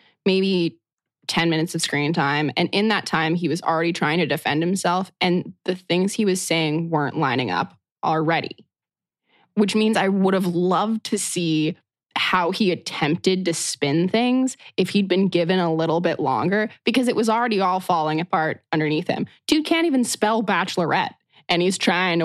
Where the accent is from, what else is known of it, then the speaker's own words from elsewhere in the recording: New Mexico, United States; I'm born and raised in New Mexico.